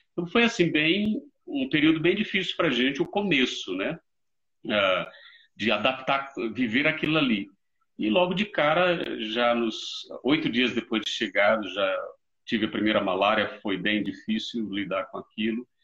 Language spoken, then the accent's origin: Portuguese; Mairi, Bahia, Brazil; moved away as an adult; now in South Africa; eu sou natural de Mairi, interior da Bahia, minha querida terra